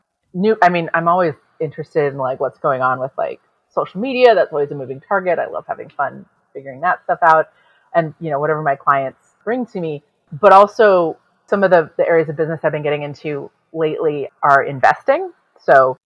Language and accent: English; San Antonio, Texas, United States; now in Seattle, United States; I grew up in San Antonio